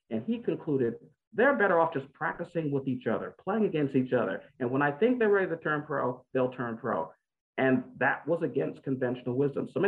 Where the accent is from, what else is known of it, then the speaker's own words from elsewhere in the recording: New York City, New York, United States; I grew up in Brooklyn, New York, where there were no tennis courts in my neighborhood.